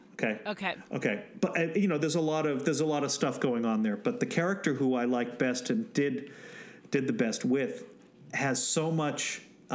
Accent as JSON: {"language": "English", "region": "New England", "country": "United States", "tie": "born or raised there", "said": "I grew up in New England"}